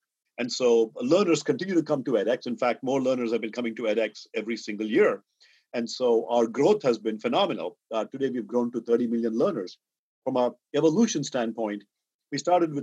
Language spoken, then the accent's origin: English; India; moved away; I grew up in India. I went to IIT Madras as an undergraduate.